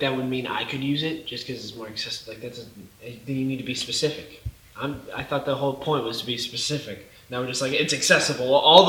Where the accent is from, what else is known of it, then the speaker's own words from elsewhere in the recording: United States; I'm an American.